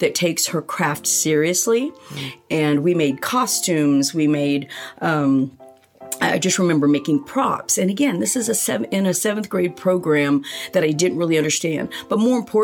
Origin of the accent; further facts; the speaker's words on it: Choctaw, Oklahoma, United States; also born or lived in Manila, Philippines; I am a Choctaw girl. I graduated in 81 from Choctaw High School.